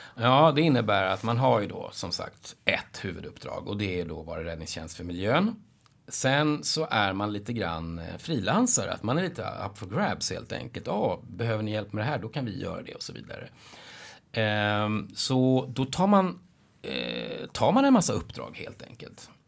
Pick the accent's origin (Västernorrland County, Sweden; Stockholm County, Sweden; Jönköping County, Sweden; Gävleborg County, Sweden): Stockholm County, Sweden; Nacka; Jag är uppvuxen i Nacka utanför Stockholm